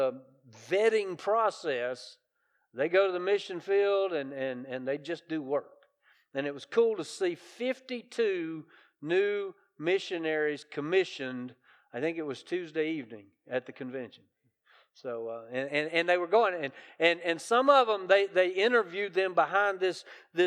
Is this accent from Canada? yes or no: no; the South, United States; I grew up in the South